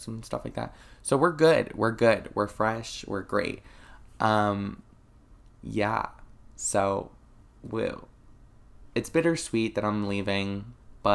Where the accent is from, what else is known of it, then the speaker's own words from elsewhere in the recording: Florida, United States; I'm from Florida. There are springs here in Florida. Never been to them, even though I've lived here practically my whole life